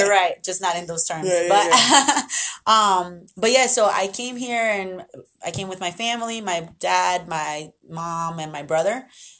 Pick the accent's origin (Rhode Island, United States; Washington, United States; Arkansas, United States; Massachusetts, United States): Rhode Island, United States; Central Falls; born or raised there; also born or lived in Medellín, Colombia